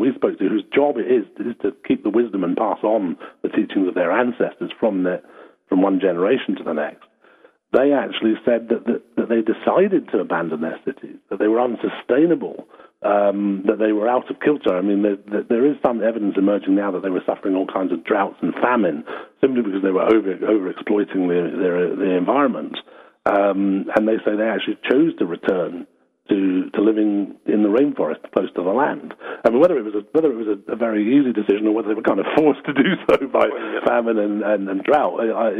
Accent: Scotland, United Kingdom; also born or lived in Australia / Mexico / London; now in Somerset, United Kingdom; Well, originally I'm actually from Scotland, but I've lived in all kinds of places. I've lived in Australia. I've lived in Mexico, so London. These days in Somerset, which is southwest England.

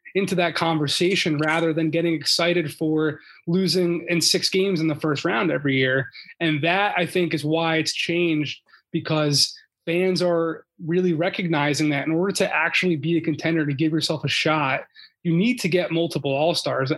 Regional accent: Philadelphia, Pennsylvania, United States; moved away; I'm from Philly originally

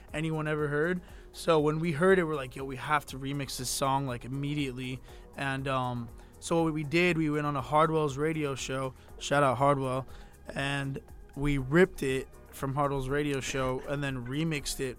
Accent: Miami, Florida, United States; I'm from Miami. I was born and raised in Miami

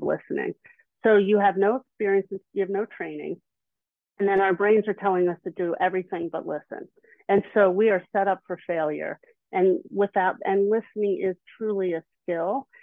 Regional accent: Philadelphia, Pennsylvania, United States; I'm from the Philly area

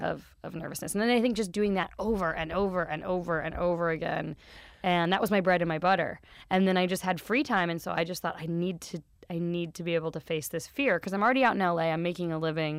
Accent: Wichita, Kansas, United States; Kansas. Wichita, Kansas. In the middle of America.

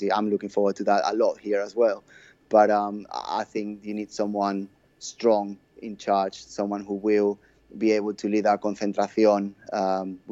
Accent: Barcelona, Catalonia, Spain; I was born in Barcelona, and that's why I support this team

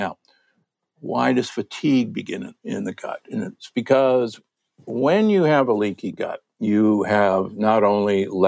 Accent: Omaha, Nebraska, United States; I'm from Omaha, Nebraska, the Corn Huskers.

